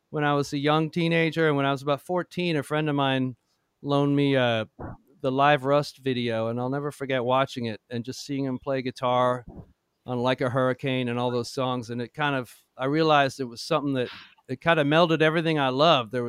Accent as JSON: {"language": "English", "town": "Toronto", "region": "Ontario", "country": "Canada", "tie": "born or raised there", "moved": "yes", "lives_now": "Nashville, United States", "said": "I grew up in Toronto"}